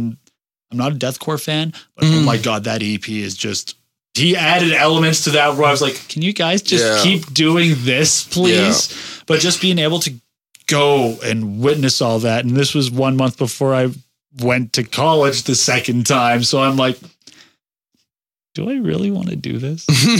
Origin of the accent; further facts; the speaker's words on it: Canada; I am Canadian